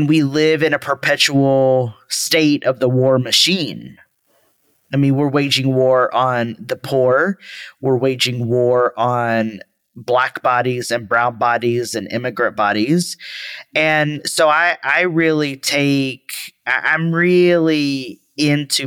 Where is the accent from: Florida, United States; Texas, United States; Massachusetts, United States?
Texas, United States; I'm from Texas.